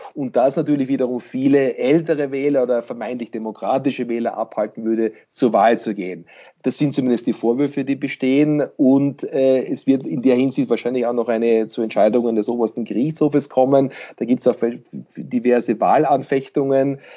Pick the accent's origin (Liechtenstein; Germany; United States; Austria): United States; Pennsylvania; dort wo ich herkomme, in Pennsylvania